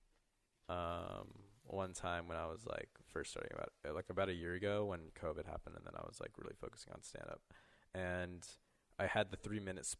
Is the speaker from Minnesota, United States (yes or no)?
no; Chandler, Arizona, United States; I'm from Chandler.